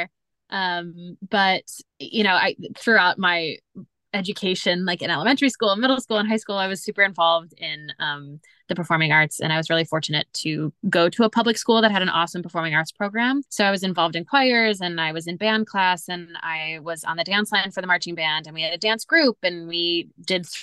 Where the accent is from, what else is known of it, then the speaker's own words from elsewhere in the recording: Lakewood, Ohio, United States; moved away as an adult; now in New York City, United States; I grew up in Lakewood, Ohio, which is the first suburb west of Cleveland, on Lake Erie